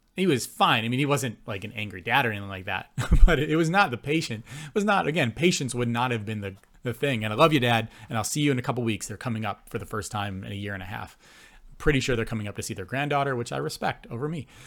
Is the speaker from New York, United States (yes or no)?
yes; Buffalo, New York, United States; moved away as an adult; also born or lived in Gainesville, Florida / Calgary; now in Canada; growing up in Buffalo in the eighties and nineties